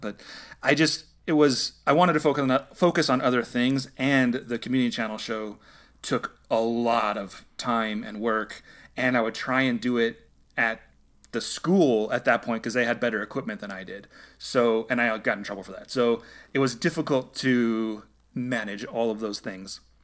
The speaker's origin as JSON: {"language": "English", "town": "San Jose", "region": "California", "country": "United States", "moved": "as an adult", "lives_now": "Los Angeles, United States", "said": "I'm originally from the Bay Area. I lived in San Jose, which is about an hour south of San"}